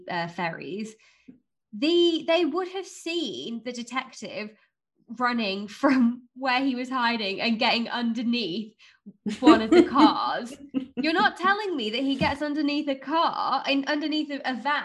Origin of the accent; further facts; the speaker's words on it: Blackpool, North West England, United Kingdom; I grew up in Blackpool.